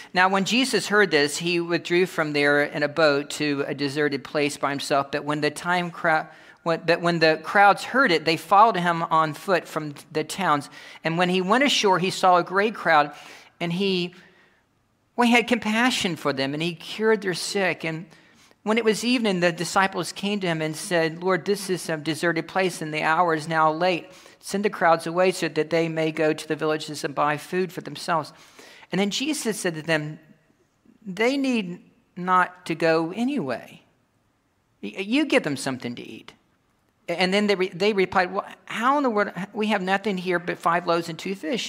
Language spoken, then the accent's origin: English; Kentucky, United States; I'm coming from Kentucky